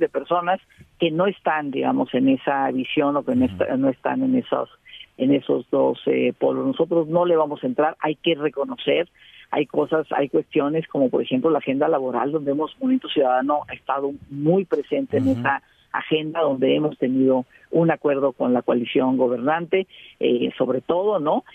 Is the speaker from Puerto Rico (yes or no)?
no; Mexico